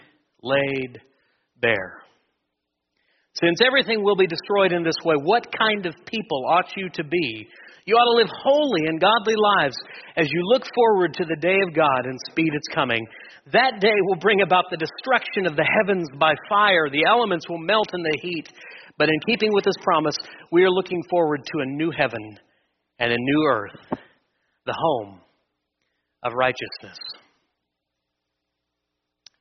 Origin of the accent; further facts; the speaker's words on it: Wichita, Kansas, United States; I've mostly been born and raised in Wichita my entire life